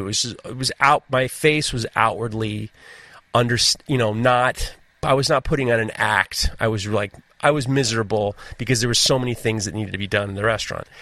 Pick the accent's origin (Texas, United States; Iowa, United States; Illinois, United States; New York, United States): New York, United States; New York City; I growing up in New York City